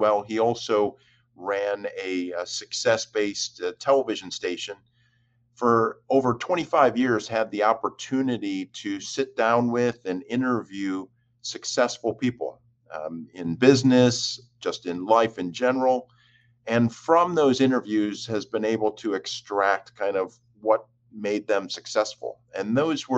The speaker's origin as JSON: {"language": "English", "town": "Jamestown", "region": "New York", "country": "United States", "tie": "born or raised there", "moved": "yes", "said": "I was born and raised in Jamestown, New York, which is in the far southwest"}